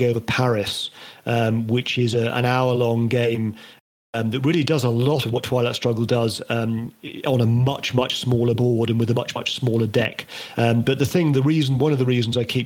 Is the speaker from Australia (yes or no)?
no; Northern Ireland, United Kingdom; I grew up in Northern Ireland